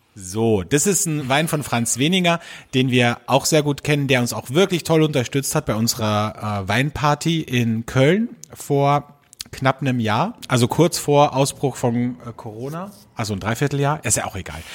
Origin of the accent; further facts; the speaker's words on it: Austria; bei uns in Österreich